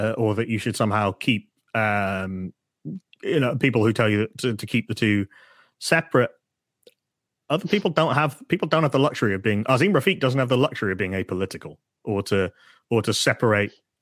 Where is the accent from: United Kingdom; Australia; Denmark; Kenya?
United Kingdom; Hull, Yorkshire and the Humber; I don't want to go back to Hull